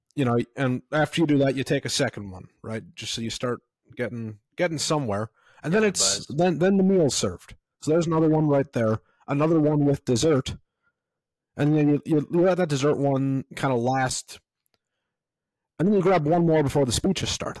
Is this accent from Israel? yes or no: no; Canada; as a Canadian citizen